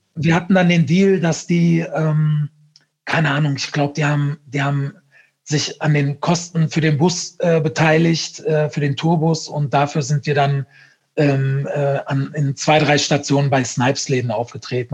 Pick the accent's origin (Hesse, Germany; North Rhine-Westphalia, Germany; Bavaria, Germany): North Rhine-Westphalia, Germany; Ruhr area / Lower Rhine; ich komme ja aus dem Ruhrgebiet, ne, oder aus, aus vom Niederrhein, Grenze Ruhrgebiet.